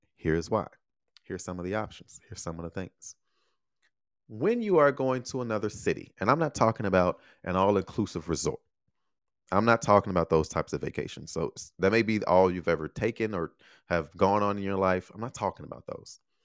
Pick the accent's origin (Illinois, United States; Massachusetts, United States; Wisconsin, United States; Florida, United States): Illinois, United States; Chicago; moved away; I'm from Chicago.